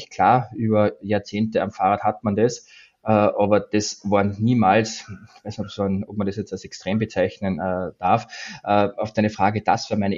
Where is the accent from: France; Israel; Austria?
Austria; moved away as an adult; now in Stuttgart, Germany; Also wie man meinem Dialekt entnehmen kann, bin ich Österreicher. Ich wohne zwar seit vielen Jahren in Deutschland, in Stuttgart, aber ich